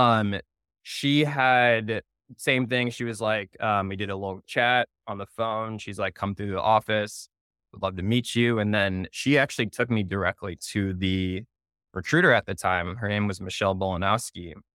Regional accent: Naperville, Illinois, United States; moved away as an adult; also born or lived in Indianapolis, Indiana; now in New York City, United States; I'm born and raised in Naperville, Illinois, so Chicago suburbs

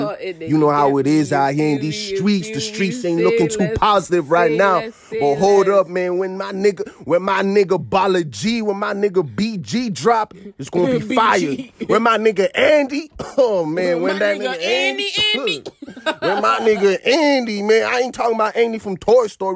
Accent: Cork, Munster, Ireland

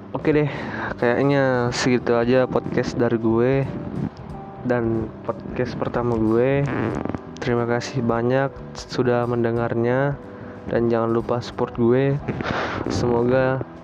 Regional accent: Surabaya, East Java, Indonesia; now in Kolaka, Indonesia; saya lahir di Surabaya, menetap di kota Kolaka

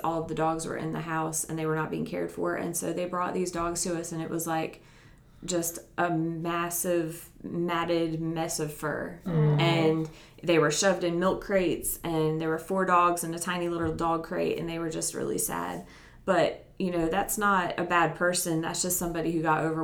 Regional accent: New Jersey, United States; moved away as an adult; now in Upstate South Carolina, United States; I grew up in New Jersey, and I moved here when I was about 18 to go to school. And then I just stayed here

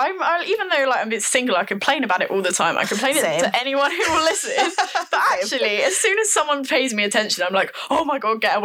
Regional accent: Norwich, East of England, United Kingdom; moved away as an adult; now in Leeds, United Kingdom; I'm from Norwich, the best place in the country.

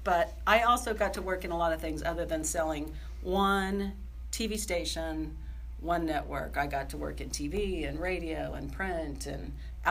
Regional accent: Kansas, United States; also born or lived in Oklahoma; Well, I grew up mostly in Southeast Kansas, coming up from Oklahoma, and worked really hard to get rid of the accent.

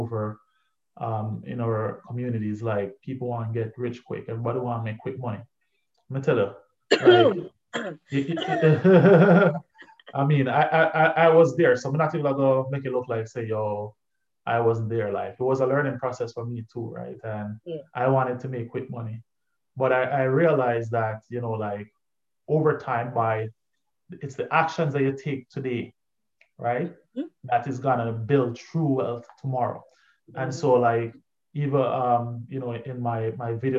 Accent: Spanish Town, Saint Catherine, Jamaica; I grew up in Spanish town

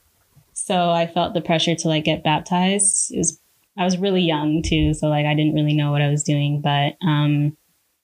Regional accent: Toronto, Ontario, Canada; moved away as an adult; now in Vancouver, Canada; I'm from Scarborough

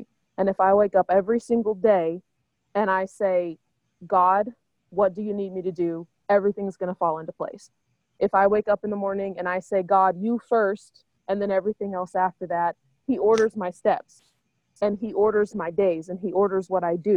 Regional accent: Oklahoma, United States; moved away as an adult; now in St. Paul, United States; I grew up in Oklahoma.

